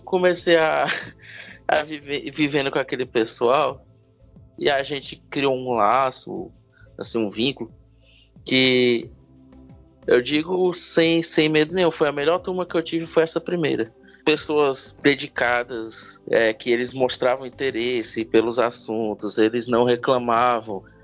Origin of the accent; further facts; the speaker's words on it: Itapajé, Ceará, Brazil; moved away as an adult; now in Sobral, Brazil; eu não sou de Sobral, né? Eu sou de uma cidade chamada Itapajé, que fica a 110 quilômetros de Sobral.